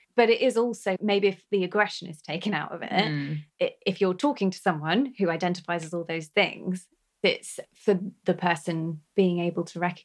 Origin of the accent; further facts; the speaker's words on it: Oxford, South East England, United Kingdom; accent: posh; moved away as an adult; also born or lived in Essex; now in Scotland, United Kingdom; I was from Oxford